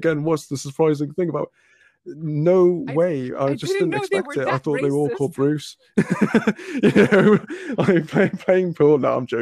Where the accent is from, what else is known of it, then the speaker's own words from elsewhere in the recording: Cardiff, Wales, United Kingdom; where I'm from, I'm originally from Cardiff